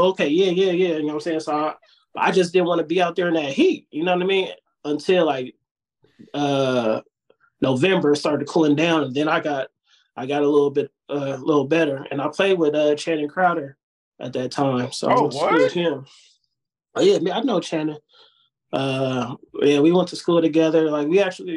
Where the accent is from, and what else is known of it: California, United States; born or raised there; also born or lived in Georgia